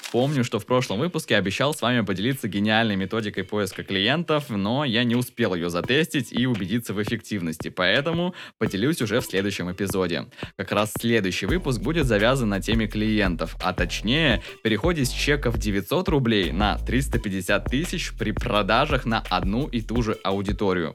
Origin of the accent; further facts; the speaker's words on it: Tomsk, Tomsk Oblast, Russia; в моем родном городе Томске.